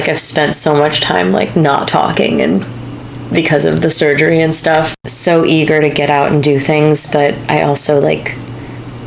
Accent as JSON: {"language": "English", "town": "Pleasantville", "region": "New York", "country": "United States", "tie": "born or raised there", "said": "I grew up in Pleasantville, New York, which is like 40, 45 minutes north of New York City"}